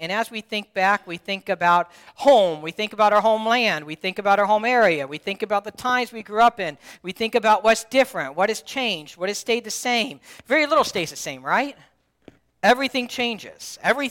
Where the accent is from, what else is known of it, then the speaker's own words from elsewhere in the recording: Dayton, Ohio, United States; moved away as an adult; also born or lived in Cincinnati, Ohio / Alliance, Ohio; now in Youngstown area, United States; Yeah, I'm from close to Kentucky, Dayton, Cincinnati.